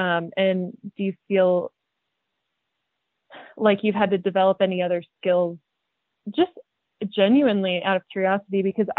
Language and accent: English; Midwest, United States; because I grew up in the Midwest